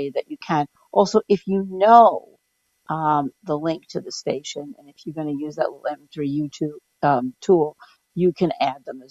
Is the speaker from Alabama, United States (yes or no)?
no; New York City, New York, United States; also born or lived in Schenectady, New York; I grew up in New York City, but my first teaching job was in outside of Schenectady, New York